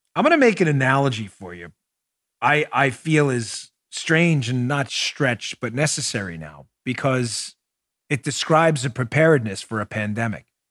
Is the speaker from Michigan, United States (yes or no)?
no; Glendale, New York, United States; I grew up in Glendale, New York, where it was known for graveyards and bars